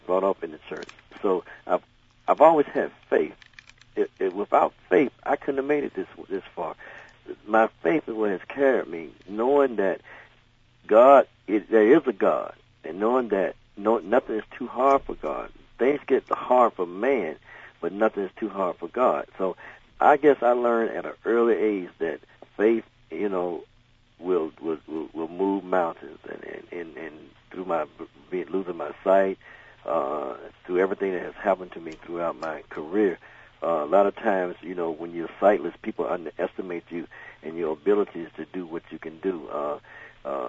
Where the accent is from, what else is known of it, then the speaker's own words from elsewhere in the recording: the South, United States; I grew up in the South